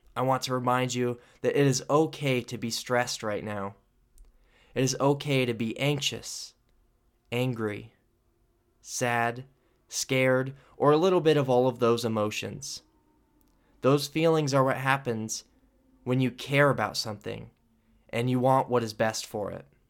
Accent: United States

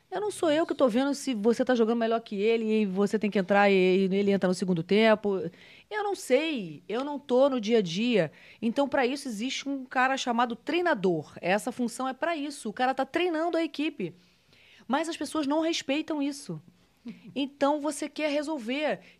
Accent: Rio de Janeiro, Brazil; Eu sou é carioca, é nascida na Tijuca.

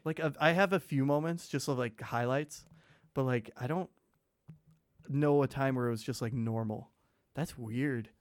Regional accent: Michigan, United States; born or raised there; now in Oshkosh, United States

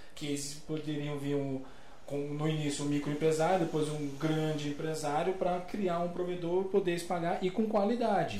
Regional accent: Brasília, Federal District, Brazil; Sou de Brasília, lá era Brasil Telecom.

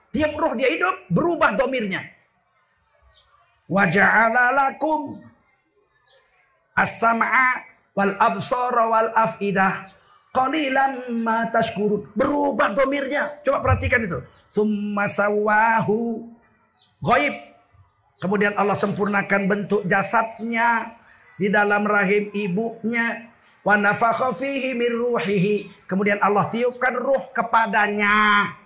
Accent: Java, Indonesia; Apa kata orang-orang Jawa di kampung saya?

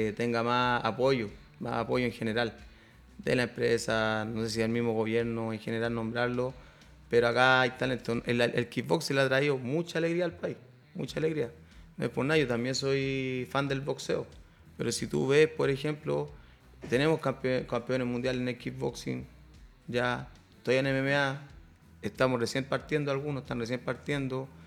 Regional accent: Chile; acá en Chile que fuera en mi país

